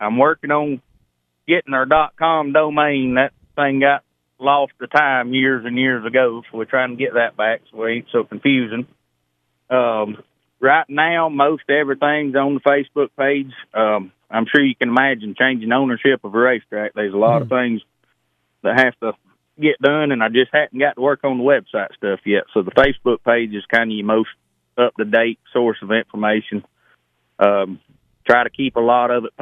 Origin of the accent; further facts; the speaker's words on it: Pine Log, Georgia, United States; we grew up over in Pine Log around Dixie Speedway